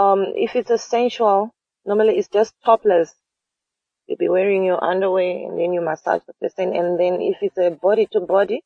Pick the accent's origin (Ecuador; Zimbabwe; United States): Zimbabwe; moved away as an adult; now in South Africa; I was born in Zimbabwe, and I came to South Africa when I was 19